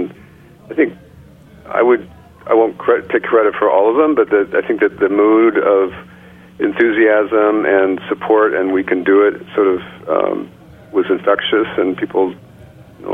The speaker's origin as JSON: {"language": "English", "region": "Illinois", "country": "United States", "tie": "born or raised there", "moved": "yes", "lives_now": "Rockland County, United States", "said": "I'm from Illinois. I grew up around farms"}